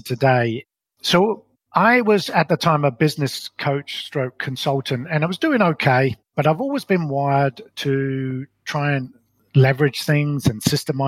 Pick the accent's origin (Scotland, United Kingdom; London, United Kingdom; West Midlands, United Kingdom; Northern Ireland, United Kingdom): London, United Kingdom; moved away as an adult; also born or lived in Colorado, United States; now in New Zealand; I was brought up in London in what I describe as a very ordinary upbringing